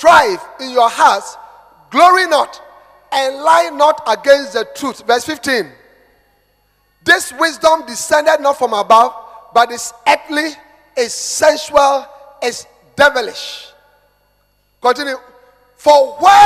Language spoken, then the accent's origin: English; India; moved away; I am Indian